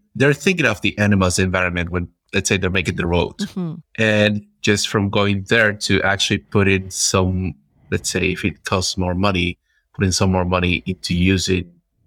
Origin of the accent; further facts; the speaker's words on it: Peru; moved away as an adult; now in Germany; I come from Peru. And just moving here into Germany